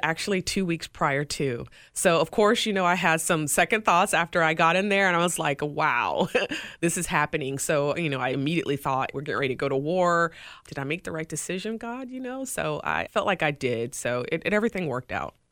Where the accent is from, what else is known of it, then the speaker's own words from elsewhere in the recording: Greenville, South Carolina, United States; now in Tampa, United States; my hometown E C H L team, the Greenville Swamp Rabbits